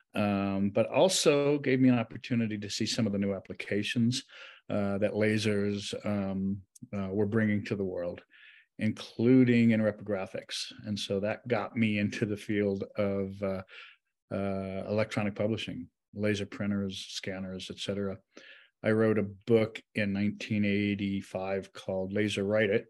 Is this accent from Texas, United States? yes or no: no; Western New York, United States; I grew up in Western New York